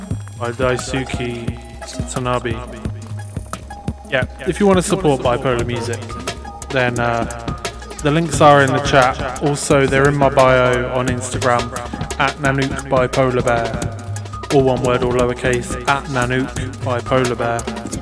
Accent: Luton, East of England, United Kingdom; accent: total mess; also born or lived in Sheffield / Berwick-upon-Tweed / Carlisle / Swindon; I'm actually from Luton. I was born in the Luton and Dunstable Hospital. But then I moved to Sheffield, near Sheffield. Then I moved to Berwick-upon-Tweed. And then I moved to Carlisle. And then I moved to Swindon.

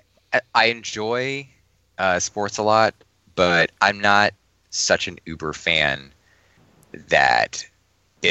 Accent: Washington, District of Columbia, United States; I grew up in the Washington, D.C. area my entire life

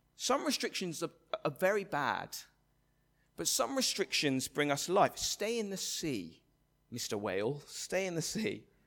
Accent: England, United Kingdom; the English, uh, of which I'm a proud member

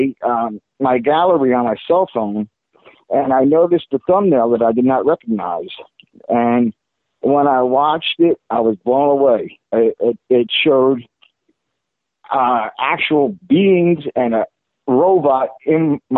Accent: South River, New Jersey, United States; moved away as an adult; now in Florida, United States; I was born and raised in Jersey, in South River, New Jersey

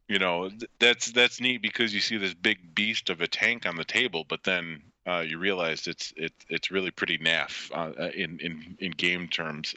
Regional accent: United States; as an American

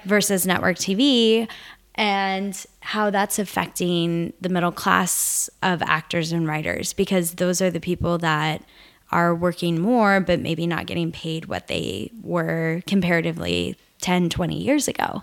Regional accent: Nebraska, United States; I grew up in Nebraska

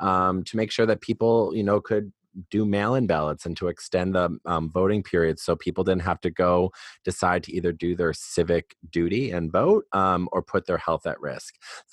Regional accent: Wisconsin, United States; Yeah, so I'm from Wisconsin

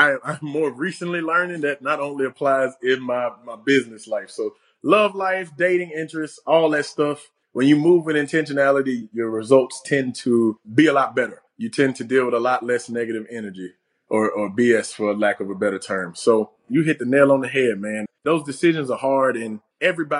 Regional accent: Alabama, United States; my hometown

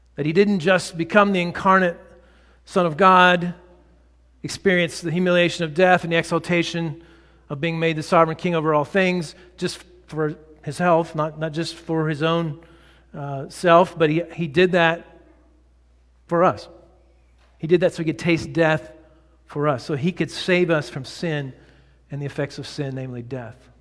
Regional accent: Texas, United States; I grew up in Texas

